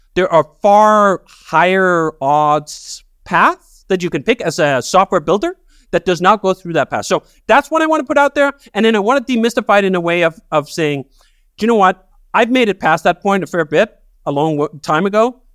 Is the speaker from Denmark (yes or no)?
yes; Denmark; moved away as an adult; So I grew up working class in Denmark.